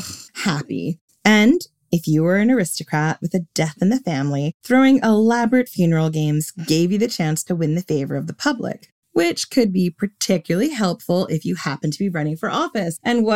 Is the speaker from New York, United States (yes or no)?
yes; Long Island, New York, United States; accent: mixed; now in London, United Kingdom; In case you didn't know, I come from Long Island and I've lived in London for a long time. So my accent is all over the place.